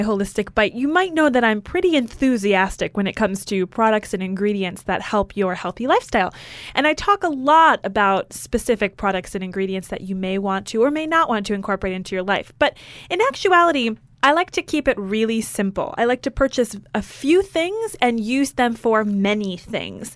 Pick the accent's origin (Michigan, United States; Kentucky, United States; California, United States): Michigan, United States; also born or lived in New York; now in San Francisco, United States; I grew up in Michigan